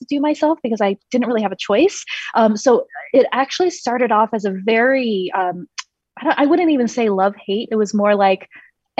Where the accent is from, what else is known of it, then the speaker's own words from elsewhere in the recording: China; I was born in China in the year 1985. And I was raised by very, very conservative, traditional Chinese, obviously, classical musician parents